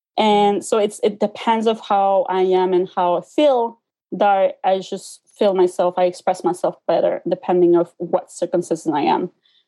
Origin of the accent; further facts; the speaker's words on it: Quebec, Canada; first language Spanish; English is a second language; also born or lived in Montreal / Ottawa; So at home, we always spoke Spanish. And after that, when I started schooling, since I'm from the Quebec side of Canada, it's French. So I started learning French and Spanish at the same time.